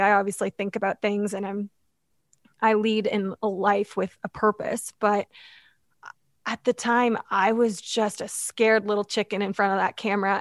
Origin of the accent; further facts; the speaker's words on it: London, Ontario, Canada; I grew up in London, Ontario